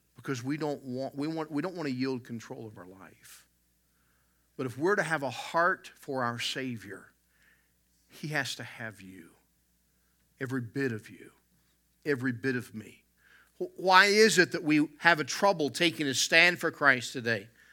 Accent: the South, United States; growing up in the South

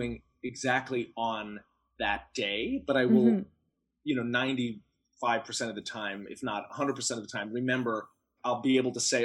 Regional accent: Ohio, United States; moved away as an adult; now in New York, United States; I am from the American Midwest, so I grew up in Ohio and came to New York for college, and I've been living in New York ever since

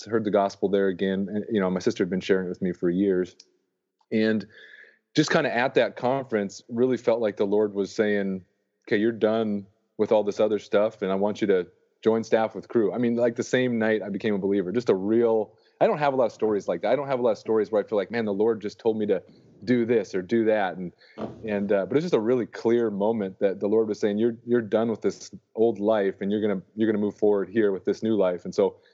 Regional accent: North Dakota, United States; moved away as an adult; also born or lived in Arkansas; I grew up in North Dakota

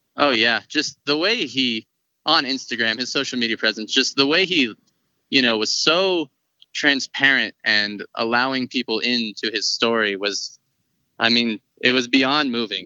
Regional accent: Colorado, United States; born born and raised in Colorado. Been here my whole life.

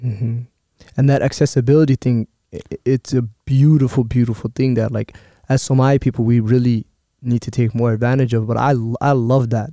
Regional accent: Minneapolis, Minnesota, United States; Growing up in Cedar

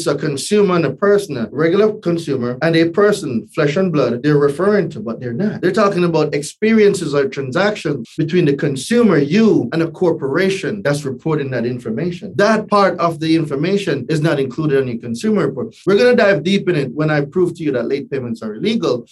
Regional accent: Jamaica; moved away as an adult; also born or lived in New Hampshire; now in United States; Born and raised in Jamaica, right? Not Jamaica, Queens, Jamaica, right? Island boy, right? And moved here when I was 20.

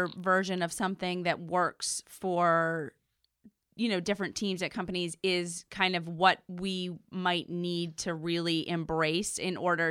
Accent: outside Philadelphia, Pennsylvania, United States; moved away; I grew up outside Philadelphia

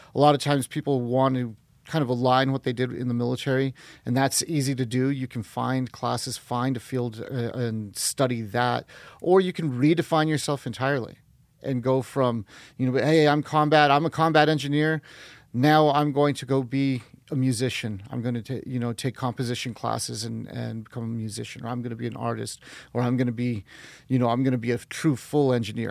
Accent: northern New Mexico, United States; also born or lived in Guatemala; we came up when I was six months old and then grew up in northern New Mexico

